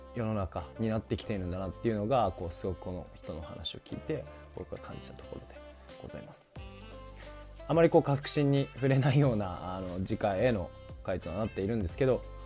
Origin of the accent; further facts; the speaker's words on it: Hokkaido, Japan; 僕が北海道出身っていうのもあって